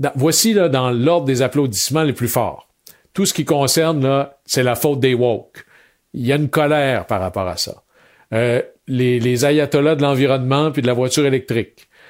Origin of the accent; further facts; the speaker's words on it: Chicoutimi, Quebec, Canada; je venais de Chicoutimi